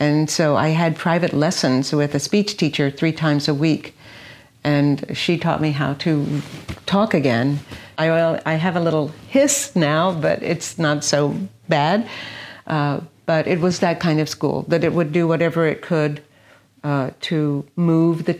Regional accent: Austin, Texas, United States; now in Miami, United States; I grew up in Austin, Texas, and I was raised by my mother

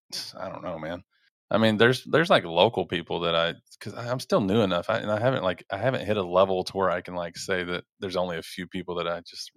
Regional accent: Dallas, Texas, United States; Oh, I grew up in Dallas.

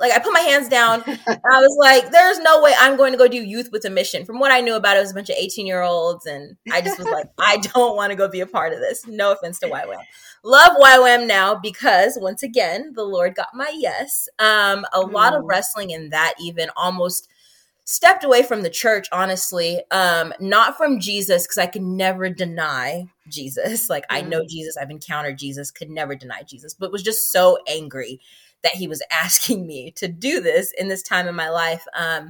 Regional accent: Seattle, Washington, United States; moved away as an adult; also born or lived in Zimbabwe / Atlanta, Georgia / Hawaii; now in South Carolina, United States; I grew up in Seattle, Washington. I was actually born in Zimbabwe and moved to Seattle with my family when I was 4 years old. And then from there in 2015, I transitioned by myself to Atlanta, Georgia.

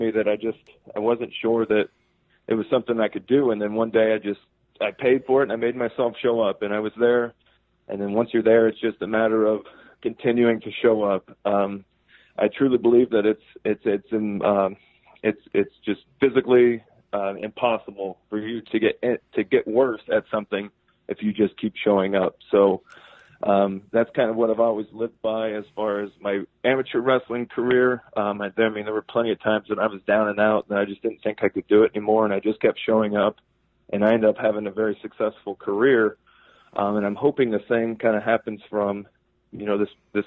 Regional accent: Rensselaer, Indiana, United States; moved away; Rensselaer, Indiana at our Jasper County Fair. They're back in my hometown

